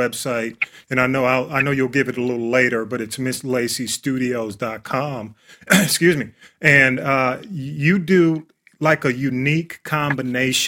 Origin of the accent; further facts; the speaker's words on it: Atlanta, Georgia, United States; I'm a Grady baby